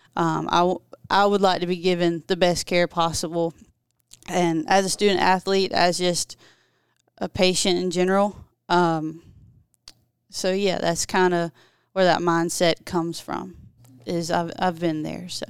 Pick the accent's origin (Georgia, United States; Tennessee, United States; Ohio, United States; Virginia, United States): Georgia, United States; Ashburn; also born or lived in Valdosta, Georgia; I'm actually from Turner County, Georgia, very small, if anybody knows where that's at. It's Ashburn